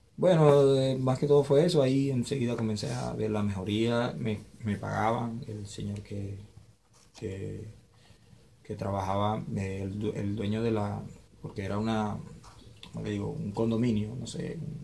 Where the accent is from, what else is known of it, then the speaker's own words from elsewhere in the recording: Maturín, Monagas, Venezuela; moved away as an adult; also born or lived in Lima, Peru; Yo soy de Monagas, Maturín